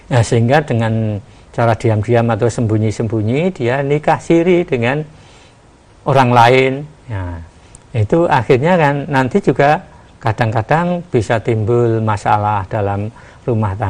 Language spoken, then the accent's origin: Indonesian; Java, Indonesia; apalagi kita sebagai orang Jawa itu sering-sering itu itu masalah